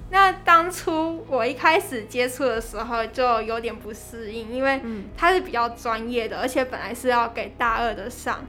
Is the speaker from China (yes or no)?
no; Kaohsiung, Taiwan; 我是土生土长的高雄人